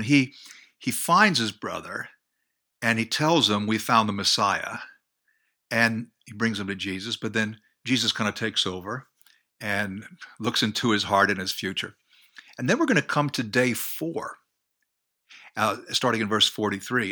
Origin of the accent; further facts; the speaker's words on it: United States; I grew up near New York, about ten miles away